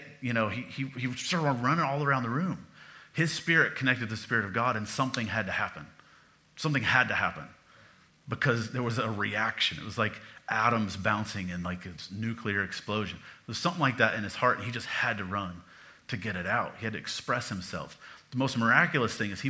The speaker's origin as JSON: {"language": "English", "country": "United States", "said": "I'm American"}